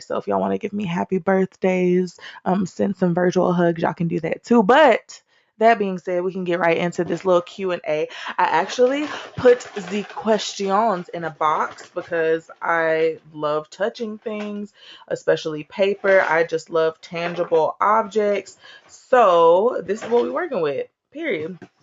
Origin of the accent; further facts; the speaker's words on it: Austin, Texas, United States; I was born and raised in Austin, Texas